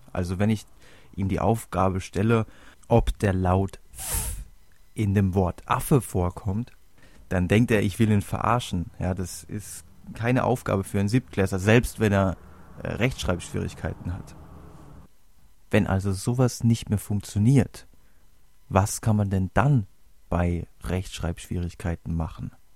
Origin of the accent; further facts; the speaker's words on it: Germany; bei uns in Deutschland